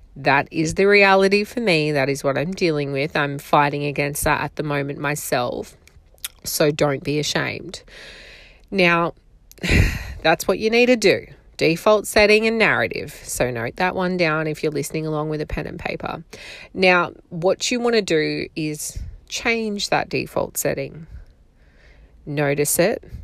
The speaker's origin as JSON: {"language": "English", "country": "Australia", "accent": "strong Australian", "said": "I live in Australia. You can probably hear from my accent. It is apparently very strong."}